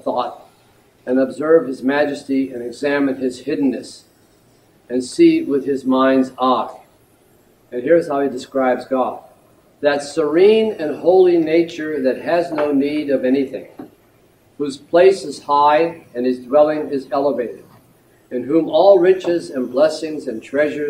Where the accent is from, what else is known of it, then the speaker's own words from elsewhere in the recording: Youngstown, Ohio, United States; when I was a young boy growing up in Youngstown, Ohio